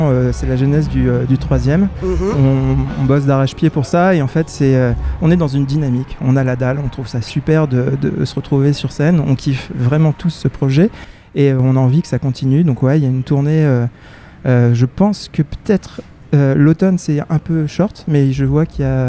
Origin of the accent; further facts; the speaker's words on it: Evreux, Normandy, France; moi, je suis métisse, je suis d'Evreux.